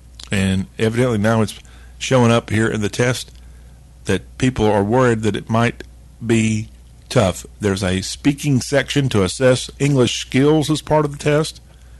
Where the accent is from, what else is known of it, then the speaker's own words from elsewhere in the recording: the South, United States; born in the USA